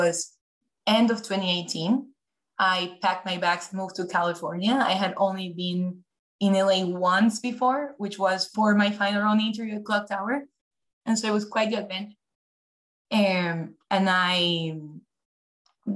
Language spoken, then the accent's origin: English; Ecuador; moved away as an adult; also born or lived in New York, United States / Philadelphia, United States; now in Los Angeles, United States; I'm originally from Ecuador, South America. So I was born and raised there, came to the US truly just for college